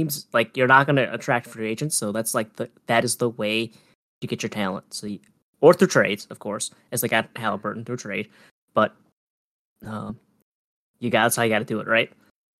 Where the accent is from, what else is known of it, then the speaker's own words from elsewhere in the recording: Wisconsin, United States; he's another Wisconsin guy. So love Golden State continuing to stalk my home state for basketball players.